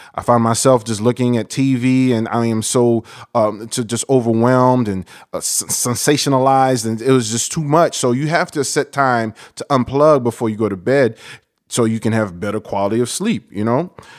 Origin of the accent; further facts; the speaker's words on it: New York, United States; I'm from New York, and I have Haitian and Dominican in my blood